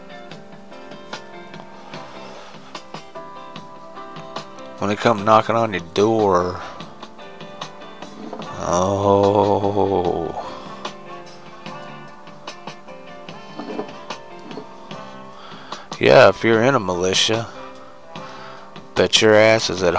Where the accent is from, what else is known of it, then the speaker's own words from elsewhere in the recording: United States; As an American, as a true red-blooded American boy